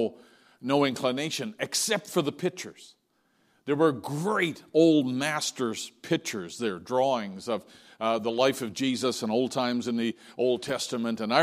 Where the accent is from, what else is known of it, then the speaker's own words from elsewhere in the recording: St. John's, Newfoundland and Labrador, Canada; my hometown in St. John's